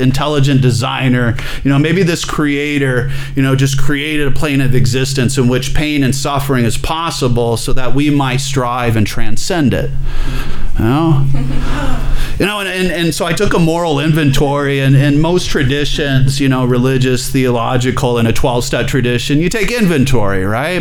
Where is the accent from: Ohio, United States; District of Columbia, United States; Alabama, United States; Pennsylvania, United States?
Alabama, United States; I'm from Alabama